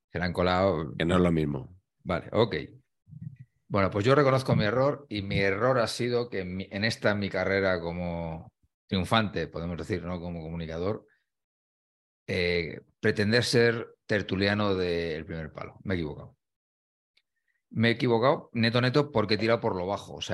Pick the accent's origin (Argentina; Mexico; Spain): Spain; las cosas que me gustan a mí como espectador, que creo que soy el español medio al final, ¿no?